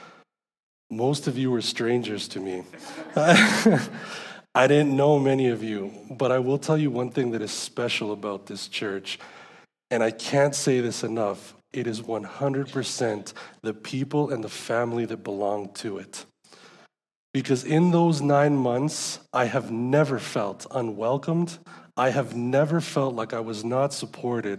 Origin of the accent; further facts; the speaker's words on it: San Salvador, El Salvador; I was born in San Salvador, El Salvador